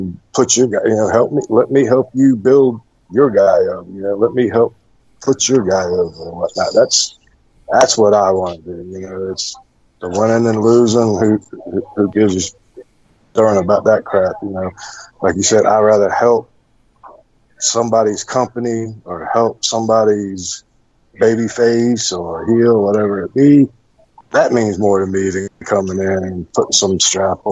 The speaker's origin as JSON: {"language": "English", "town": "Hampton", "region": "Virginia", "country": "United States", "tie": "born or raised there", "moved": "as an adult", "lives_now": "Tennessee, United States", "said": "born and raised in Virginia, Hampton, Virginia"}